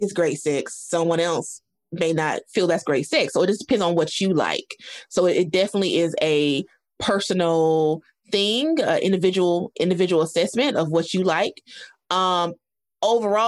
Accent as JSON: {"language": "English", "region": "the South", "country": "United States", "said": "I speak for Black women in the South because I'm from the South"}